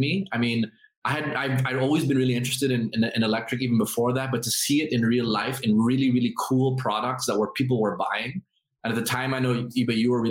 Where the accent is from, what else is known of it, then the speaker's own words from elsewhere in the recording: Philippines; now in Singapore; I'm Filipino